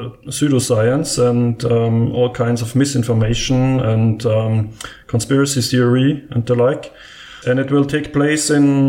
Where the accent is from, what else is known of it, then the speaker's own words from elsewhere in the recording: Vienna, Austria; I'm from Vienna in Austria.